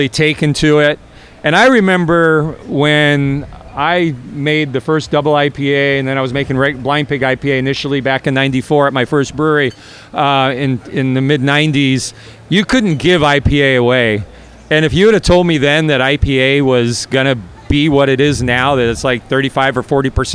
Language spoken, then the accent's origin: English; Sonoma County, California, United States; I'm from Sonoma County